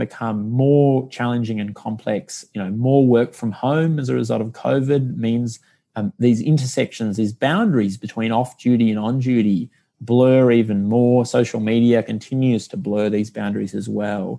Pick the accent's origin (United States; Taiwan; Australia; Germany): Australia; Canberra, Australian Capital Territory; moved away; I'm from Canberra originally.